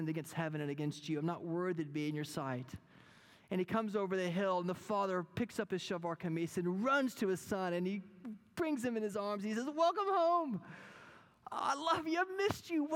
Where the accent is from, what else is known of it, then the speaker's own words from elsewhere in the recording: Wichita Falls, Texas, United States; my hometown many years ago when I was growing up